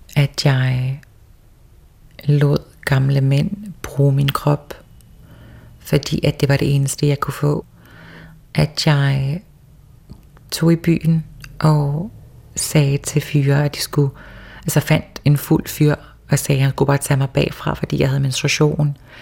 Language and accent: Danish; Toftir, Faroe Islands; also born or lived in Copenhagen, Denmark; jeg var den første første transkønnet person i mit land